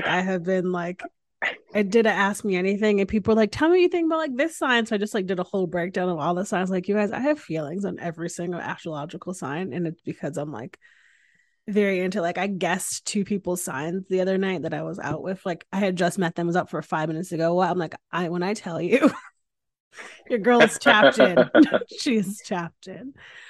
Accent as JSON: {"language": "English", "region": "Connecticut", "country": "United States", "moved": "yes", "lives_now": "Austin, United States", "said": "I just went home to Connecticut for a week. And obviously like I flutter back into my accent when I get home. But then like I drop it when I come back to Austin."}